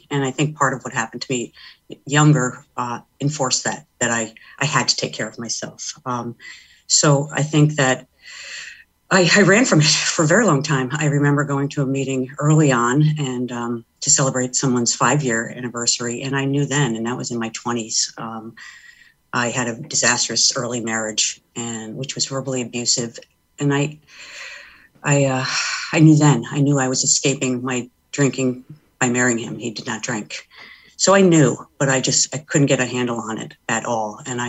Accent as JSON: {"language": "English", "town": "Stamford", "region": "Connecticut", "country": "United States", "tie": "born or raised there", "said": "Well, I was raised in Stamford, and I was one of six children, the first of three girls after three boys."}